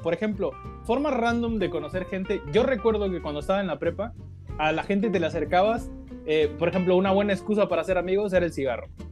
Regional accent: Mexico; yo soy de México

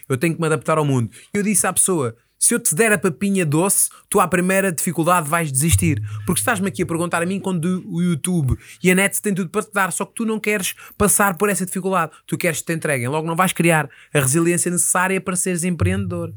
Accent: Moita, Setúbal, Portugal; eu sou da Moita e na Moita temos um sítio

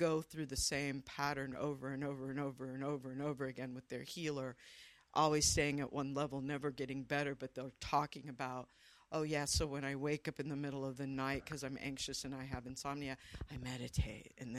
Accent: Midwest, United States; also born or lived in the South; now in Los Angeles, United States; I'm originally from the Midwest. So I was born in the South, but kind of raised in the Midwest

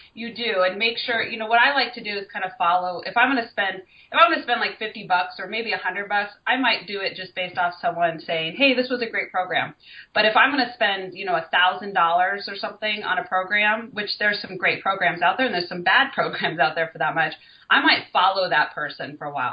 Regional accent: Colorado, United States; now in California, United States; I'm from Colorado, which is kind of more in the, the center of the United States

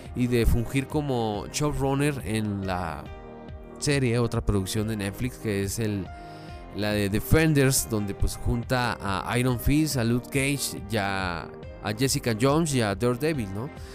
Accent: Chihuahua, Mexico; yo soy de Chihuahua capital, ¿verdad? Pero no soy de Ciudad Juárez.

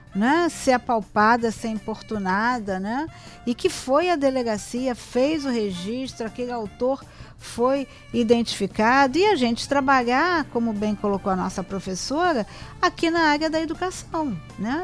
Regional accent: Rio de Janeiro, Brazil; sou cria da Penha

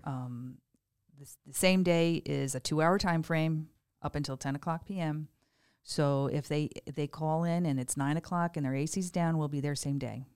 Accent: Greenwich, Connecticut, United States; moved away as an adult; also born or lived in Stamford, Connecticut; now in Estero, United States; I grew up in Greenwich

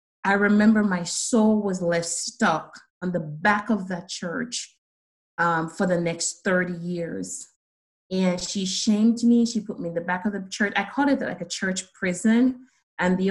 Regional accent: Saint Ann, Jamaica; accent: Jamaican; moved away; growing up in Jamaica, my dad immigrated, left the island

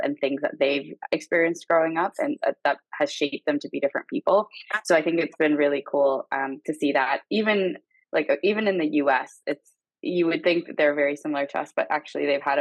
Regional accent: Canada; I grew up in Canada

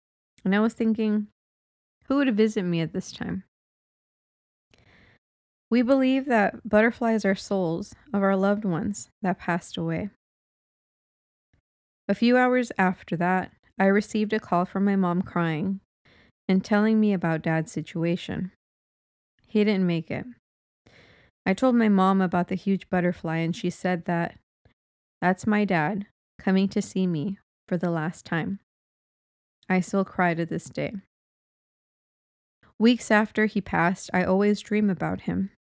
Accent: Philippines; now in Singapore; And I'm working as a house help here in Singapore. I'm originally from Philippines.

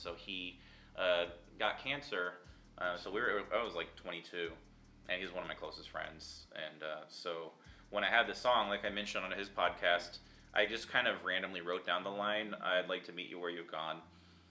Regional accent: Tempe, Arizona, United States; we grew up in Tempe, so Corona del Sol

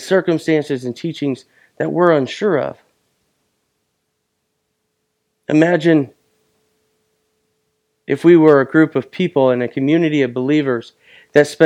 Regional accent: Buckley, United States; moved away; also born or lived in Arizona; I will always be a boy that was born and raised in Buckley.

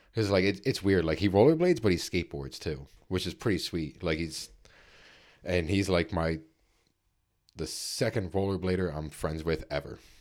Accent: Philadelphia, Pennsylvania, United States; we're from Philly

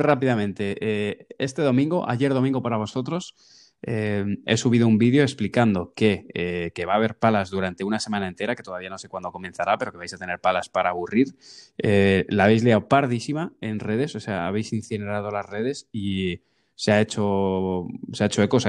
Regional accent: Spain; somos españoles

